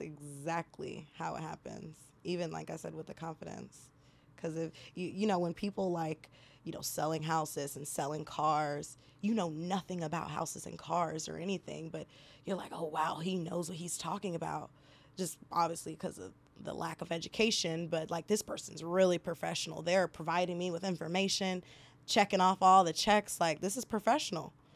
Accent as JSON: {"language": "English", "country": "Nigeria", "said": "I'm Nigerian"}